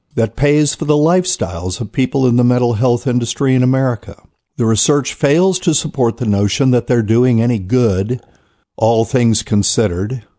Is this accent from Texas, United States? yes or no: no; New Bern, North Carolina, United States; my hometown of New Bern, North Carolina